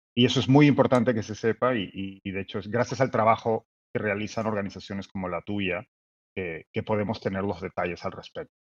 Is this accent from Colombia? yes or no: no; Peru; Es hoy un particular miércoles en nuestro país